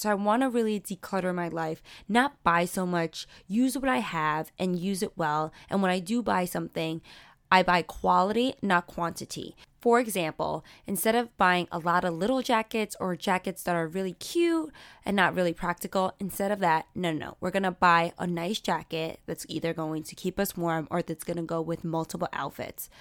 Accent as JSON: {"language": "English", "town": "New York City", "region": "New York", "country": "United States", "tie": "born or raised there", "said": "I grew up in Sunset Park, but I'm also on the cusp of Borough Park"}